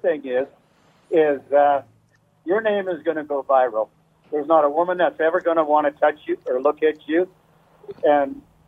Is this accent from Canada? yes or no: yes; Calgary, Alberta, Canada; I'm from Calgary. I'm a truck driver.